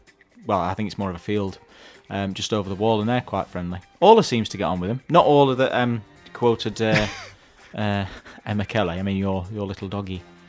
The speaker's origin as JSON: {"language": "English", "town": "Sheffield", "region": "Yorkshire and the Humber", "country": "United Kingdom", "tie": "born or raised there", "said": "I grew up in Grenaside."}